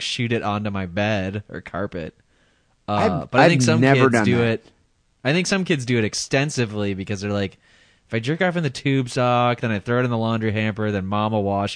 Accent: Madison, Wisconsin, United States; now in San Francisco Bay Area, United States; living in my hometown

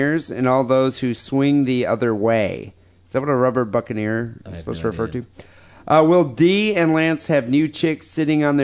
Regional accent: United States; as an American

